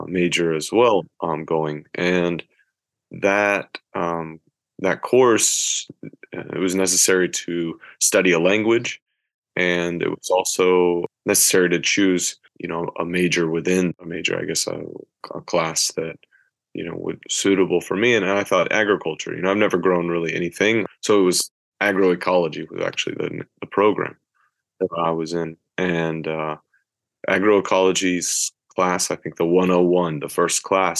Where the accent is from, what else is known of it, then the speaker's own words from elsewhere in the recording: Athens, Georgia, United States; moved away as an adult; also born or lived in Boone, North Carolina; now in Hiroshima, Japan; my hometown in Athens, Georgia. I grew up going to different restaurants